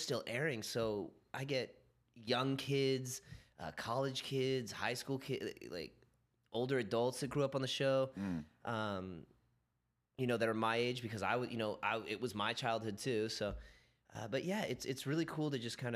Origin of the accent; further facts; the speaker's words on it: California, United States; growing up in California